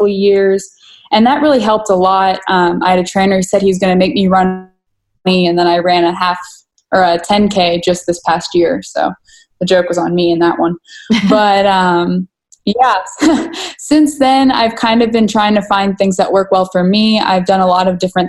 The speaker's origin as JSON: {"language": "English", "town": "Dallas", "region": "Texas", "country": "United States", "tie": "born or raised there", "also_born_or_lived": "McKinney, Texas", "said": "I was born and raised in the Dallas area, so I never really left it"}